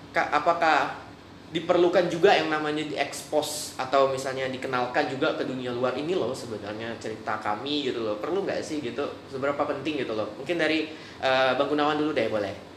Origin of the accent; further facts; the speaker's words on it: Melawi, West Kalimantan, Indonesia; daerah saya itu di daerah Melawi